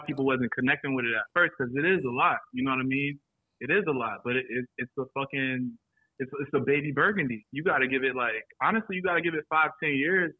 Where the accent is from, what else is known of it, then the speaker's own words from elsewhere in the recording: Florence, South Carolina, United States; also born or lived in Charlotte, North Carolina; now in Atlanta, United States; I live here now. I'm originally from Florence, South Carolina